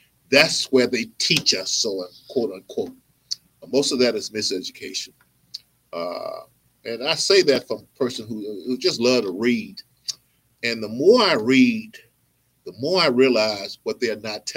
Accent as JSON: {"language": "English", "region": "Mississippi", "country": "United States", "said": "I'm from Mississippi too."}